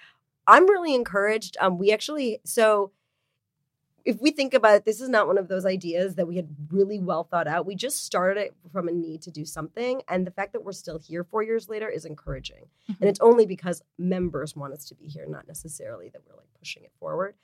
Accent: Michigan, United States; moved away; I'm originally from Michigan.

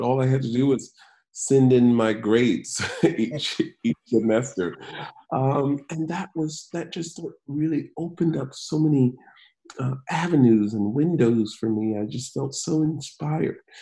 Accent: Macon, Georgia, United States; growing up in Macon, Georgia

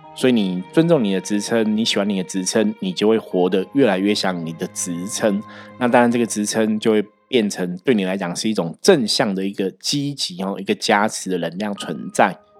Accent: Taiwan; 我们中国人或是台湾人其实真的就是这种个性

